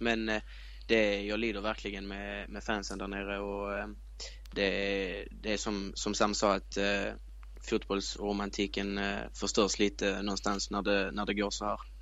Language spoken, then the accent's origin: Swedish; Sweden; jag är svensk